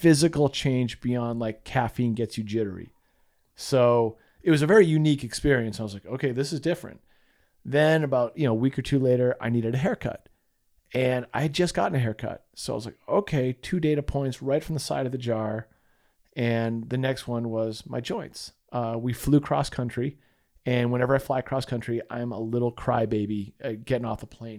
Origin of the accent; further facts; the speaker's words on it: Massachusetts, United States; moved away as an adult; also born or lived in Utah / San Diego; We grew up in Massachusetts together